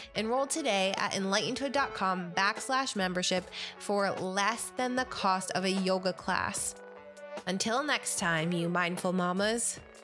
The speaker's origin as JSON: {"language": "English", "region": "upstate New York", "country": "United States", "tie": "born or raised there", "said": "I grew up in the tri, well, yeah, tri-ish state area, upstate New York"}